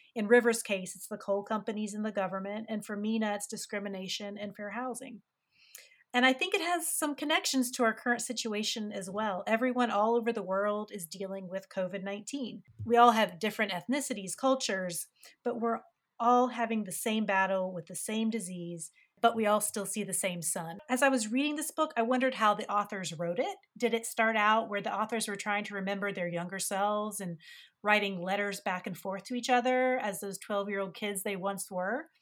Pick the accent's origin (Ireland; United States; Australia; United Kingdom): United States; West Virginia; I grew up in West Virginia